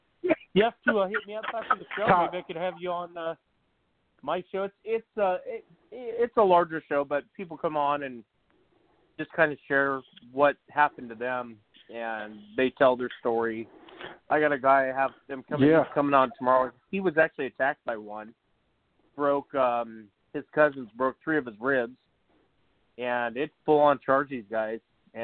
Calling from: Washington, United States; I'm actually calling in from Washington State.

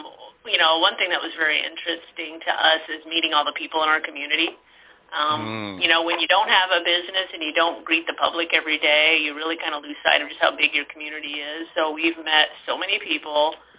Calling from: Liberty, Missouri, United States; We're in Liberty, Missouri, just 15 minutes north of Kansas City.

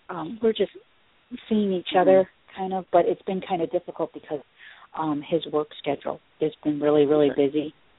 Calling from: Chicago, Illinois, United States; I'm calling from Chicago.

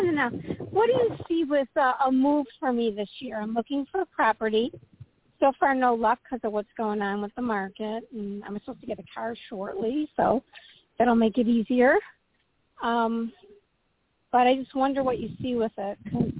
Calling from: Illinois, United States; calling from Illinois.

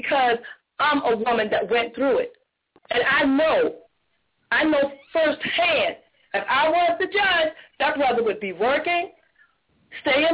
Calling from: Jacksonville, Florida, United States; I'm calling from Jacksonville

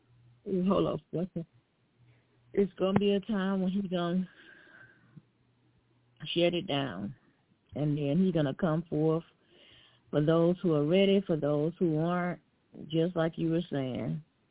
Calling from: Alabama, United States; calling from Alabama.

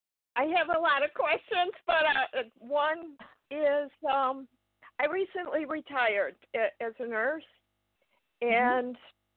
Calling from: Belvidere, Illinois, United States; I'm from Belvidere, Illinois. It's about 10 miles south of Rockford, 60 miles west of Chicago.

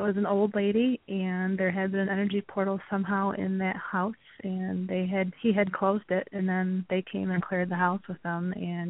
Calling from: Wisconsin, United States; I'm calling from Wisconsin

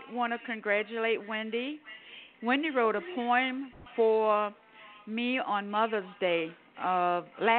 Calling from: Buffalo, New York, United States; I'm calling from Buffalo, New York.

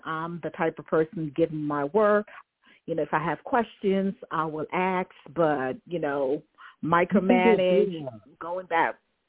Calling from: Washington, District of Columbia, United States; calling from Washington, D.C.

